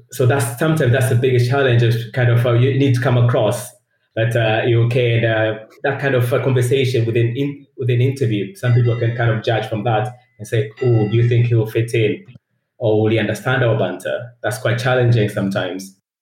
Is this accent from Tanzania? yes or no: yes; Tanzania; English is a second language; moved away as an adult; also born or lived in Leeds, United Kingdom; now in United Kingdom; I'm originally from Tanzania in East Africa. So I came to university uh, in the UK